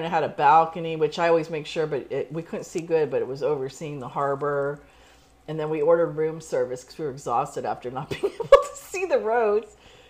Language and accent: English; Bay Area, California, United States; also born or lived in Hartford, Connecticut; I was born in Hartford, but I moved to California like when I was 2 weeks old.